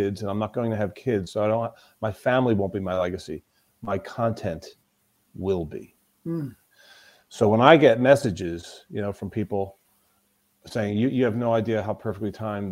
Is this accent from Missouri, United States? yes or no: no; Florida, United States; I was born in the southeast. I was born in Florida.